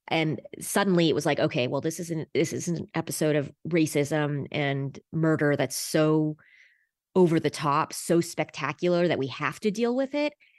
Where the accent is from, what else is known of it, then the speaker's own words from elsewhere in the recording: Los Angeles, California, United States; I was born in Los Angeles in nineteen seventy-six